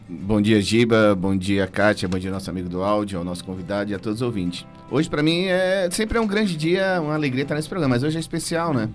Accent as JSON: {"language": "Portuguese", "town": "Recife", "region": "Pernambuco", "country": "Brazil", "moved": "yes", "lives_now": "Criciúma, Brazil", "said": "Eu sou do Nordeste."}